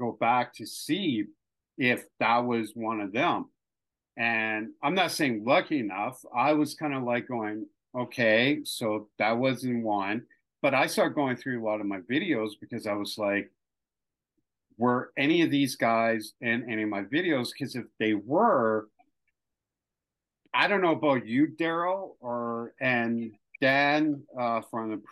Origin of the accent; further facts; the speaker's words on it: Canada; as a Canadian